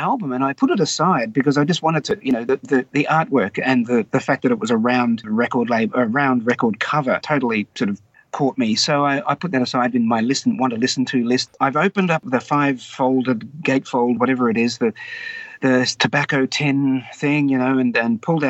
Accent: Wagga Wagga, New South Wales, Australia; So growing up in Wagga, as a high school student, well, by the time I'm in high school

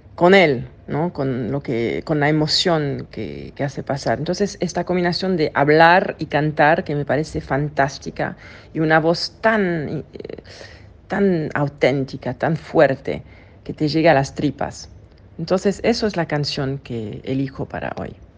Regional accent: Switzerland; accent: French; Spanish is a second language; Nací en Suiza de padre suizo, pero mi madre es argentina

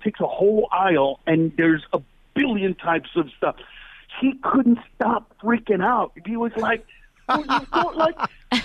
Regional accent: Honduras; now in Los Angeles, United States; I come from Honduras.

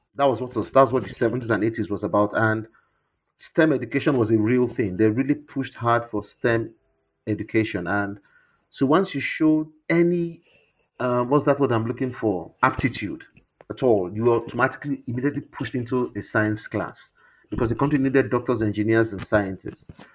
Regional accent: Warri, Delta, Nigeria; Warri, where I grew up in the Niger Delta

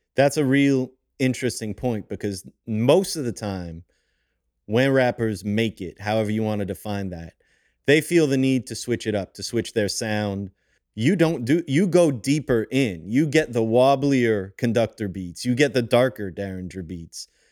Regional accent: Montreal, Quebec, Canada; I'm from Montreal

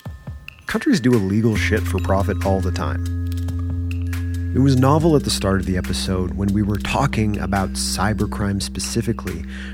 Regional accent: Canada; Yeah, we're Canadian.

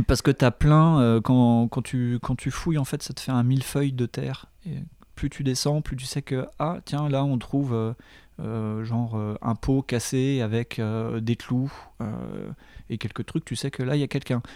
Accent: Dijon, Bourgogne-Franche-Comté, France; je suis de Dijon

